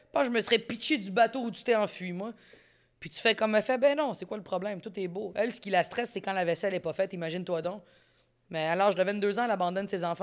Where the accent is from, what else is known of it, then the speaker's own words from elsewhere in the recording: Quebec, Canada; Moi, je suis pas canadienne, je suis québécoise.